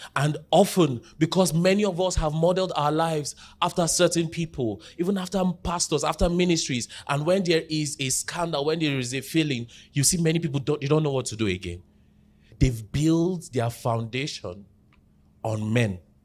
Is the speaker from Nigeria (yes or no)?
yes; Jos, Plateau, Nigeria; I grew up in Jos, but where I grew up, pre-two thousand one crisis, so I largely grew up in an Igbo community